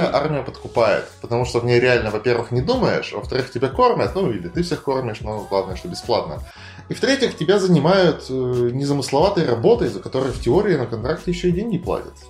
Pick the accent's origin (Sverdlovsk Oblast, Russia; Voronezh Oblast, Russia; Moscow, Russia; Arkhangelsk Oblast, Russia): Arkhangelsk Oblast, Russia; Arkhangelsk; мы были все из Архангельска